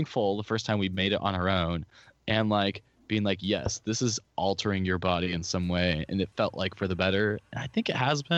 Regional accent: Orange County, California, United States; my whole family's from the Midwest, but like I was born and raised here

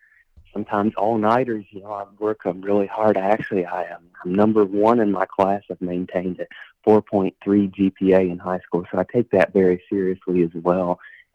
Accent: Somerset, Kentucky, United States; So I've been born and raised in Somerset, Kentucky, which is about 2.5 hours away from Nashville.

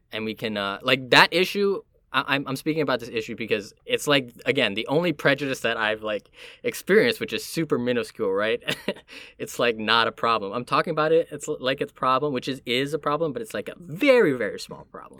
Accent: Miami, Florida, United States; also born or lived in Puerto Rico (family); now in New York, United States; where I'm from would be Miami

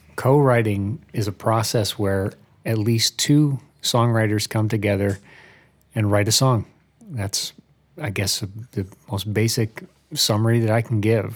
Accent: Albany, New York, United States; moved away as an adult; now in Nashville, United States; I grew up in Albany, New York, moved to Nashville area about four years ago

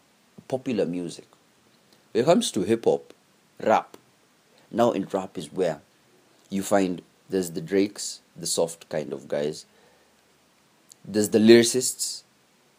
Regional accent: Kenya; as Kenyan artists

